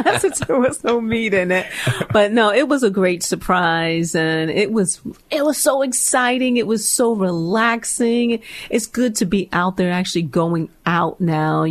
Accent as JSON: {"language": "English", "region": "New York", "country": "United States", "said": "I'm from New York, and there's this club in the city called SOBs"}